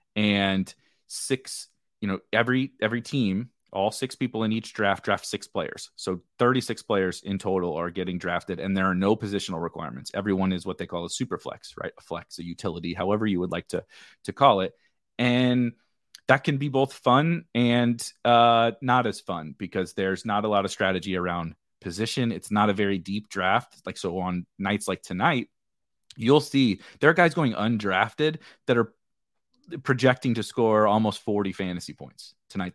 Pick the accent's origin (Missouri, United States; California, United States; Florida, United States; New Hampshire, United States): Missouri, United States; St. Louis; I'm from Saint Louis